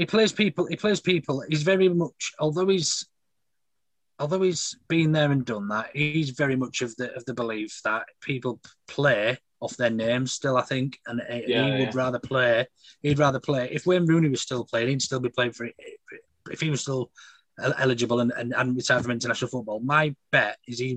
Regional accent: England, United Kingdom; being an English fan and an Englishman.

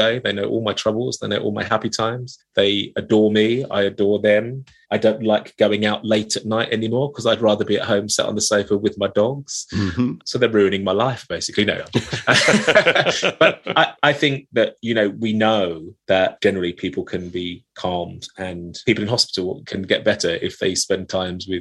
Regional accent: United Kingdom; I was brought up in East London, Essex

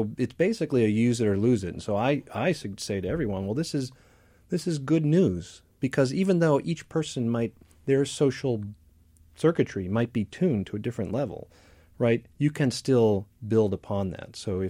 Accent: Midwest, United States; I grew up in the Midwest too.

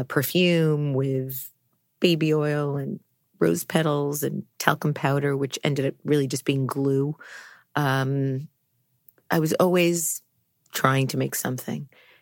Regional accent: New York City, New York, United States; But I think as a New Yorker, I mean, I don't have any memory of being in Brooklyn, although there are some pictures, lots of pictures of my childhood being that age and being in Brooklyn, but I have no memory of it.

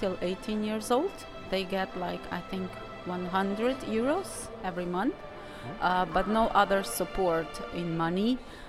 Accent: Slovenia; I'm from Slovenia.

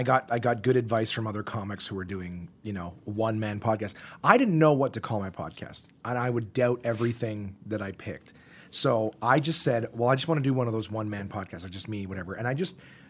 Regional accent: Canada; As Canadian Vegas as you can get, because they're still, all right, we're still nice people.

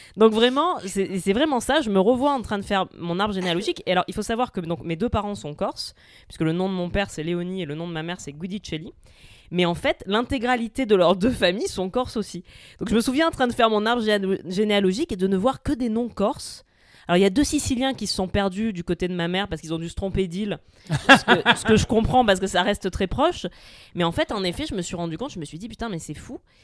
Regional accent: Marseille, Provence-Alpes-Côte d'Azur, France; moved away as an adult; bien que je sois né à Marseille et que j'y ai grandi jusqu'à mes 20 ans

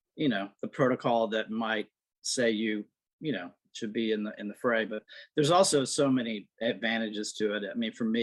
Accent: South Louisiana, United States; also born or lived in New York / Los Angeles; now in Florence, Alabama, United States; I grew up in the South. I'm from South Louisiana

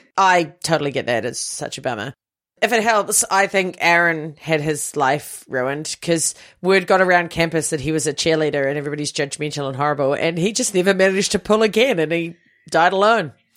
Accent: New Zealand; as a Kiwi team. We didn't have cheerleading or anything like

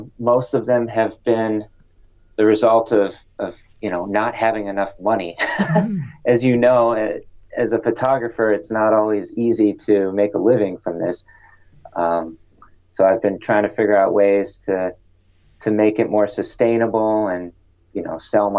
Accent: Austin, Texas, United States; moved away as an adult; now in Buenos Aires, Argentina; I'm from Austin, Texas originally. I've lived there about 6 years

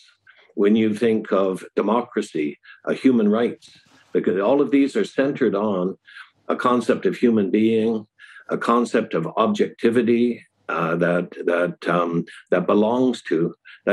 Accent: United States; now in China; I'm an American, but my family was British. My mother was English, and I live in China.

